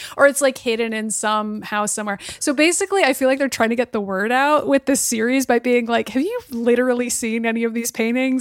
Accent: Boston, Massachusetts, United States; my hometown of Boston

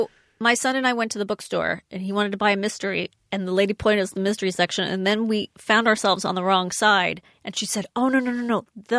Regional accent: Los Angeles, California, United States; I grew up in North Hollywood, Burbank adjacent.

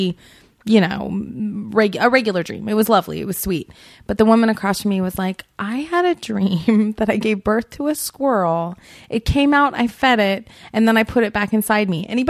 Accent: Portland, Oregon, United States; also born or lived in Seattle, Washington; half my life in Seattle and half my life in Portland

